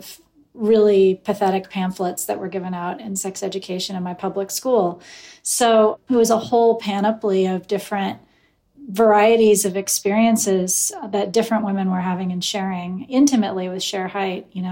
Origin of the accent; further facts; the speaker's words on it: Eugene, Oregon, United States; I grew up in Eugene, Oregon